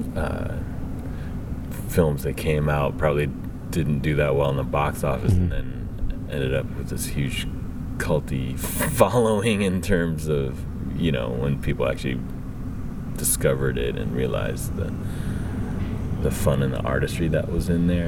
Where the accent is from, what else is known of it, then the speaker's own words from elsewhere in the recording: Vancouver, British Columbia, Canada; I grew up in Vancouver